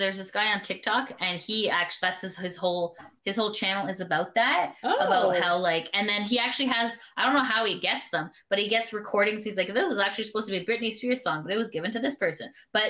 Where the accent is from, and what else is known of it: Canada